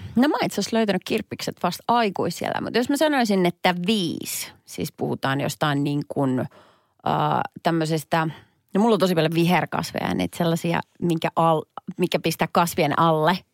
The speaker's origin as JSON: {"language": "Finnish", "town": "Perniö", "region": "Southwest Finland", "country": "Finland", "tie": "born or raised there", "moved": "yes", "lives_now": "Helsinki capital region, Finland", "said": "Mä oon siis lähtöisin pienestä Perniö-nimisestä paikasta"}